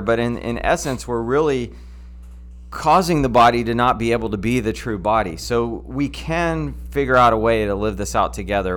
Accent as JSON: {"language": "English", "country": "United States", "said": "as American Christians"}